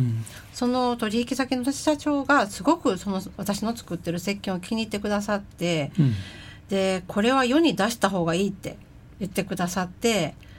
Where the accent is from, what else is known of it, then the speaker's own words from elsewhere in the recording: Kyoto, Japan; now in Tokyo, Japan; 京都の京都生まれ京都育ちになります